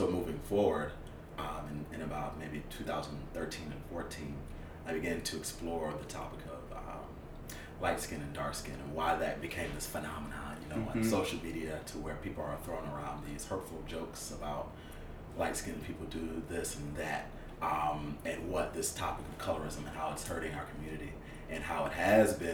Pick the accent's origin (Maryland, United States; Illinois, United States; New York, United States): New York, United States; Rochester; moved away as an adult; now in Atlanta, United States; I'm from Rochester, New York. But I traveled to the South for school